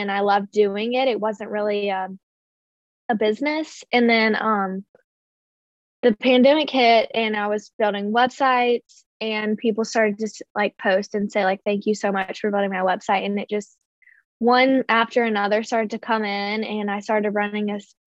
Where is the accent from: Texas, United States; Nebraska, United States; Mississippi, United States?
Mississippi, United States; Jackson; moved away as an adult; now in New York, United States; I'm originally from Jackson, Mississippi, and I went to Ole Miss.